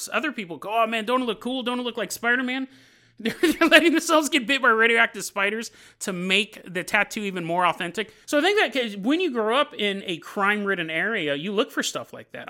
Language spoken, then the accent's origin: English; Sacramento, California, United States; also born or lived in San Lorenzo, California; we moved from San Lorenzo to Sacramento